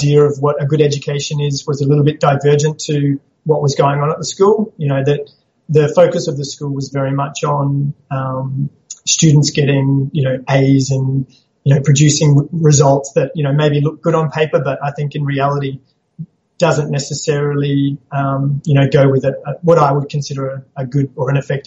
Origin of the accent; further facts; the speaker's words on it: Townsville, Queensland, Australia; also born or lived in Papua New Guinea / Brisbane; I grew up in Townsville. I was born in Papua New Guinea, but then came back and lived in Townsville with my parents, so grew up here.